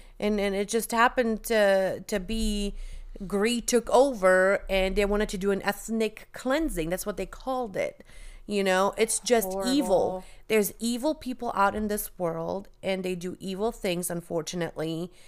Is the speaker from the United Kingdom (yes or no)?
no; Bosnia & Herzegovina; moved away; also born or lived in Germany; You know, when I moved here from Bosnia, and, you know, I lived in Germany, then moved here, people had no idea where Bosnia was.